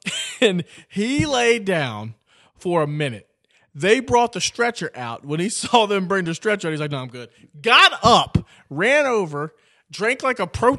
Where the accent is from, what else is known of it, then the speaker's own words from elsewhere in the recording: Wales, United Kingdom; Just because, well, I'm Welsh, but that's kind of like England.